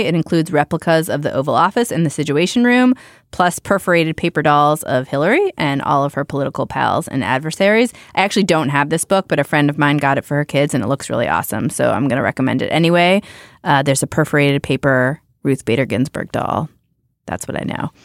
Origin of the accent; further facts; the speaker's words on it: Youngstown, Ohio, United States; moved away; I grew up in Youngstown, Ohio